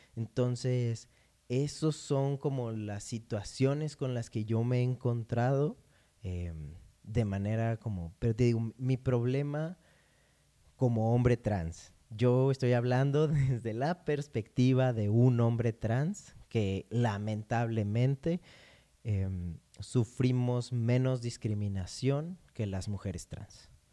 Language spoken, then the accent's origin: Spanish; Morelos, Mexico; yo nací en Morelos